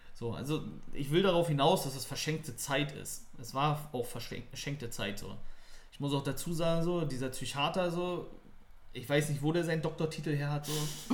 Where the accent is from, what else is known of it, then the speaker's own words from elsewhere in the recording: Neubrandenburg, Mecklenburg-Vorpommern, Germany; now in Berlin, Germany; meine alte Heimat Neubrandenburg.